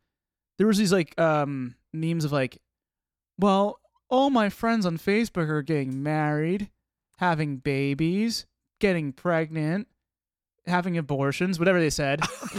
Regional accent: New Jersey, United States; So we're from New Jersey.

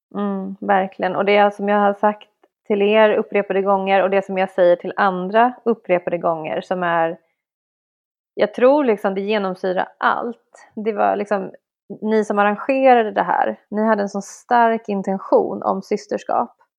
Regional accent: Stockholm, Stockholm County, Sweden; vi i Stockholm

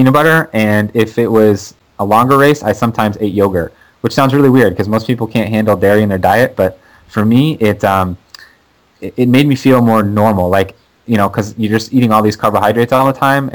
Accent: Maine, United States; moved away; I'm from Maine originally, so it's like kind of my hometown race.

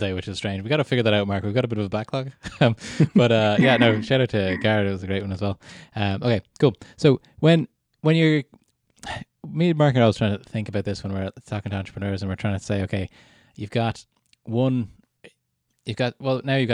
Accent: Canada; moved away; I was born in Canada, lived there for 9 years altogether

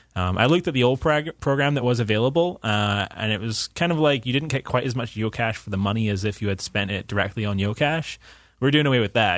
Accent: Scotland, United Kingdom; moved away; as a Scot

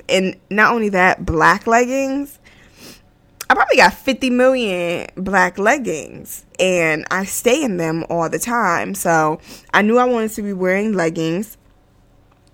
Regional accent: United States; I am American, born and raised in America

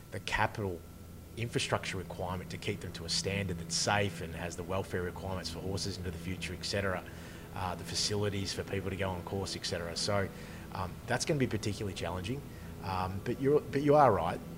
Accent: Bendigo, Victoria, Australia; also born or lived in Mildura; I grew up in Bendigo.

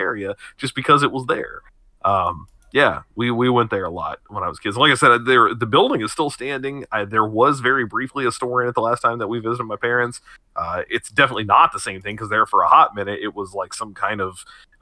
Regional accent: Kewanee, Missouri, United States; also born or lived in New Madrid, Missouri; I lived in New Madrid until I was 5, and then my parents moved to Kewaunee, which is a very small place about 10 minutes outside of New Madrid. Lived there from 5 to 18

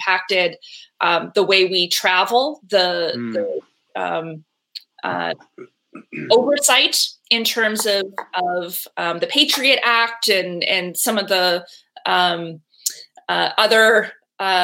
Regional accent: Canada; moved away; I'm originally from Canada

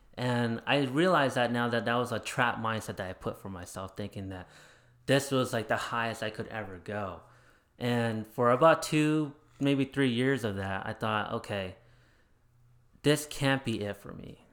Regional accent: Arizona, United States; also born or lived in Chandler; I grew up in Arizona

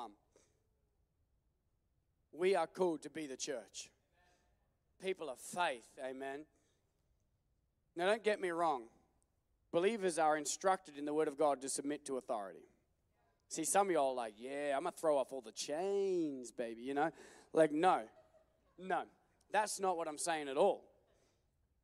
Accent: Australia; now in United States; I'm from Australia

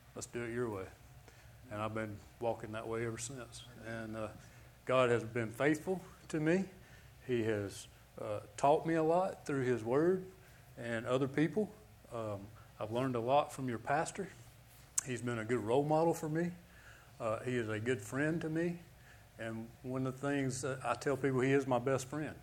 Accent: Birmingham, Alabama, United States; I'm from Birmingham, Alabama.

